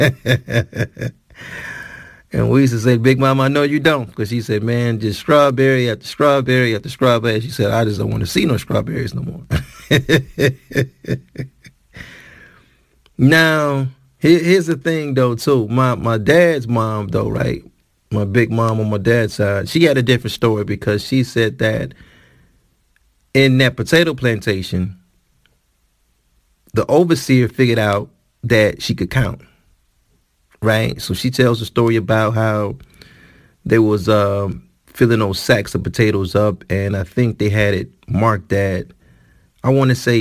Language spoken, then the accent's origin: English; Detroit, Michigan, United States; In the city of Detroit, my hometown